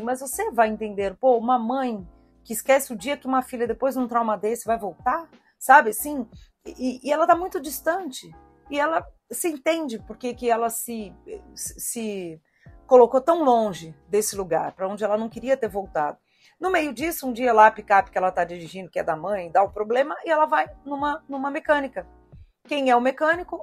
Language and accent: Portuguese; Southeast Brazil, Brazil; eu, como sudestina, né? Eu e o Thiago somos do Sudeste